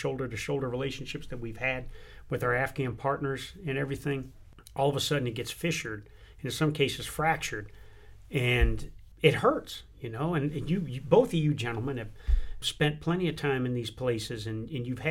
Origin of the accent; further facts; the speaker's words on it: United States; I'm an American